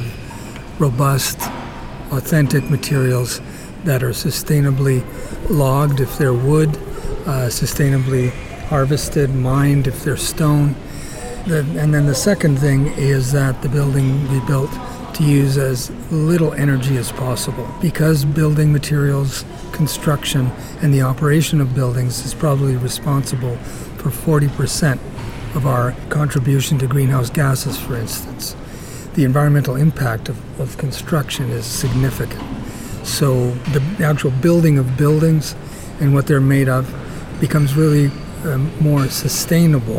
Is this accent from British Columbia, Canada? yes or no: no; southern Ontario, Canada; moved away as an adult; also born or lived in Italy / Toronto, Canada; now in Victoria, Canada; the town I grew up in southern Ontario